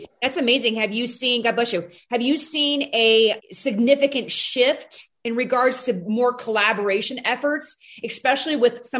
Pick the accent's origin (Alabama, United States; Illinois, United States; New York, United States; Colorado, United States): Illinois, United States; now in Montana, United States; And I'm not originally from Montana, and I am seeing some of the stuff he's referring to in that meeting back in Illinois.